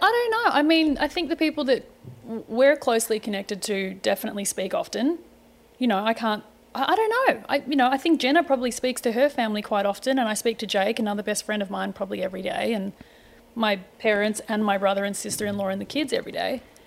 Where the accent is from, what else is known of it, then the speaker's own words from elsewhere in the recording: Melbourne, Victoria, Australia; moved away as an adult; also born or lived in Sydney, Australia / Greece / Turkey / London; now in United States; born in Sydney, Dad was located up there for work. Um, when I was about two, we moved back to Melbourne. Uh, grew up in Melbourne